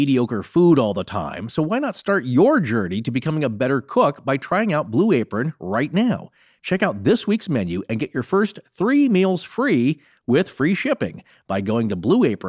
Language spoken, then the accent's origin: English; United States; also born or lived in Northern Idaho / Montana; Eastern Washington. Northern Idaho area. Oh, that's where I grew up.